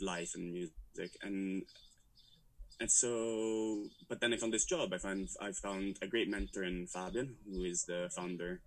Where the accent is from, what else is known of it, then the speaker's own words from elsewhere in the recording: Rome, Lazio, Italy; moved away as an adult; also born or lived in London; I grew up in Rome